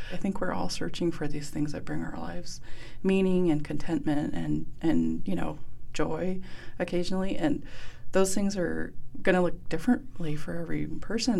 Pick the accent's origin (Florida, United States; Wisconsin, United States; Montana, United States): Montana, United States; Blackfeet Reservation; I grew up on the Blackfeet Reservation